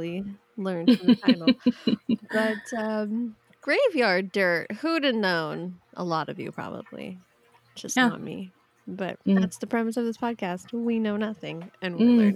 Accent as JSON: {"language": "English", "region": "California", "country": "United States", "said": "I'm just from California"}